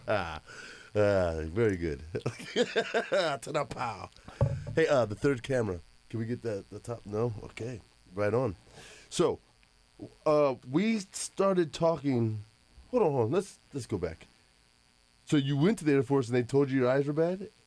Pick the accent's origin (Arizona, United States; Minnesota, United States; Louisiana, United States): Arizona, United States; We were kids in Arizona